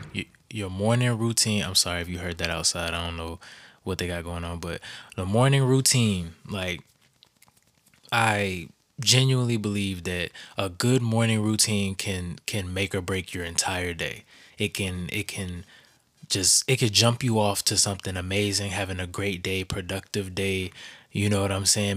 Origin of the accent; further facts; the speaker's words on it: the South, United States; I grew up in the South